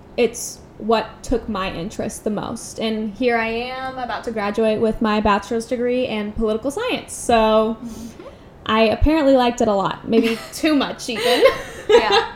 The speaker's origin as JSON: {"language": "English", "country": "United States"}